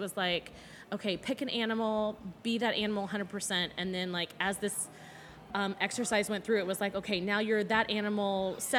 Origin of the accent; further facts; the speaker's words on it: Indiana, United States; I'm originally from Southern Indiana.